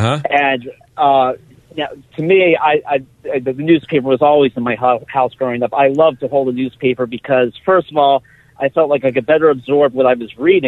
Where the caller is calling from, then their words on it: Hazleton, Pennsylvania, United States; I'm calling you from Hazleton today